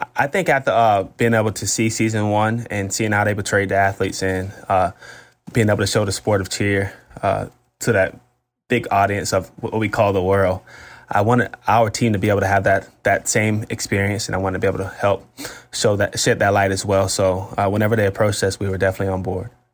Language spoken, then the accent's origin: English; Florida, United States; I'm a Florida State guy 'cause I'm from Florida